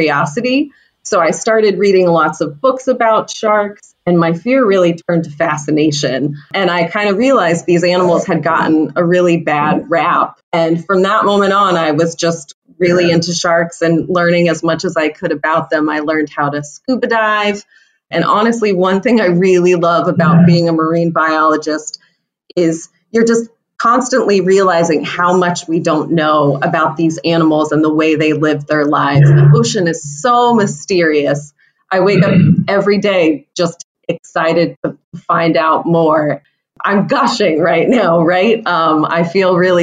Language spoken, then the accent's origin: English; Florida, United States; now in Cape Cod, United States; So I grew up in Florida, which happens to be the shark bite capital of the world